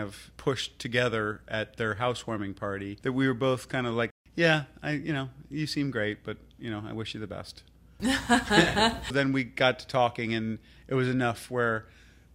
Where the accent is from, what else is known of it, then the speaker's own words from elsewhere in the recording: West Coast, United States; moved away as an adult; also born or lived in California; now in Philadelphia, United States; I was born in Philadelphia. Mm-hmm. Grew up on the West Coast